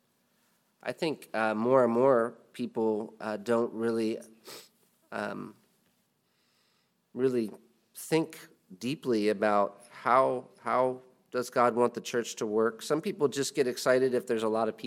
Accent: United States; as an American

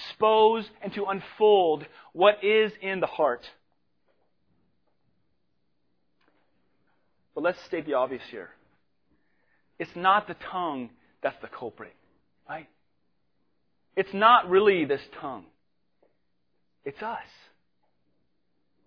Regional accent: Spokane, Washington, United States; moved away; I'm from Spokane, Washington

